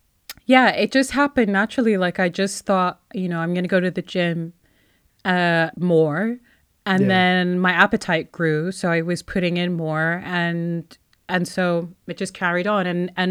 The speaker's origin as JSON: {"language": "English", "country": "Kuwait", "accent": "Kuwaiti", "said": "As in, like I have my westernized accent, and then I have my Kuwaiti accent."}